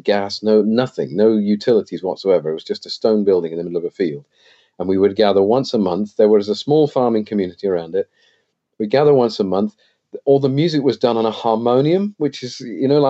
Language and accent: English; England, United Kingdom; accent: English; moved away as an adult; also born or lived in Wales / Colorado; this accent I've got is a very English accent because a lot of my childhood was spent in England.